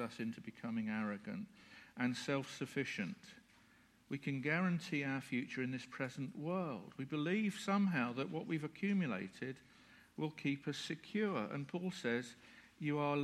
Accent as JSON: {"language": "English", "country": "United Kingdom", "said": "We're British."}